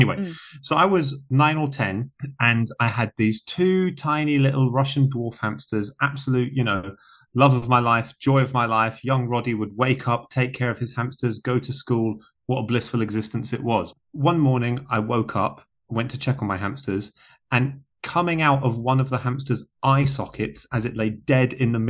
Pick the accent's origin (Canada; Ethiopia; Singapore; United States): Singapore; So I grew up in Singapore, very tropical.